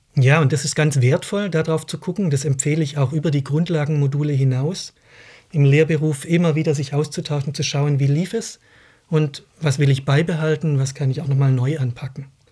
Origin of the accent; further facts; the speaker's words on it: Baden-Württemberg, Germany; now in Berlin, Germany; Ich bin an einer Modellschule in Baden-Württemberg aufgewachsen